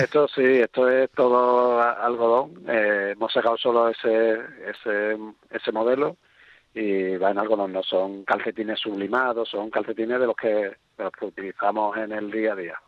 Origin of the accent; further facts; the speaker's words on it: Cádiz, Andalusia, Spain; yo soy gaditano